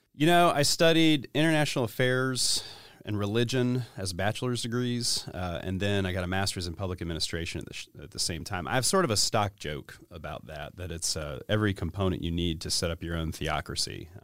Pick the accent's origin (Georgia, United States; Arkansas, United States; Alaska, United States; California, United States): Georgia, United States; East Cobb County; also born or lived in Sandy Springs, Georgia / Buckhead, Atlanta; I grew up in East Cobb County